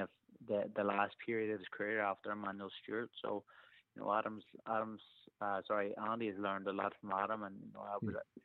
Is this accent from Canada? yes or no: no; Ireland; Even being an Irish person